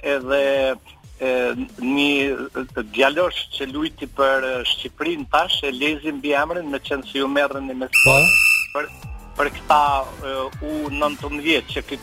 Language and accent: Albanian; Drenica, Kosovo; jam drenicak dhe jam pshatare